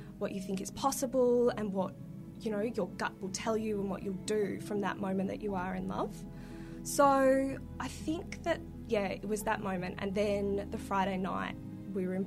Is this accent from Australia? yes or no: yes; Melbourne, Victoria, Australia; I grew up in Northcote